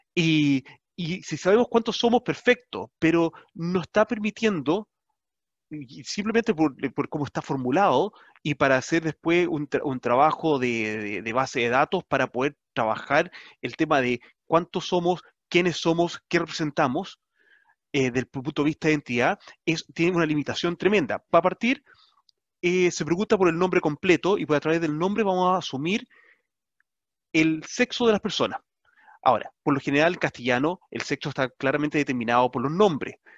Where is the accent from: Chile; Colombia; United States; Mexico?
Chile; nuestra identidad como chilenos. Como chilenos somos bastante orgullosos